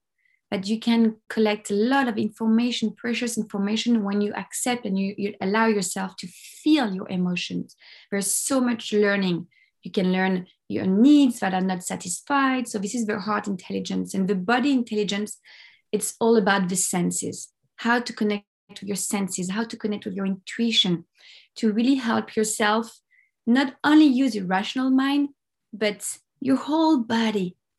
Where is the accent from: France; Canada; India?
France; Paris, Île-de-France; English is a second language; moved away as an adult; now in Los Angeles, United States; Yeah, I'm French. I'm from Paris. I have Italian origins, but I was born in Paris and raised in Paris.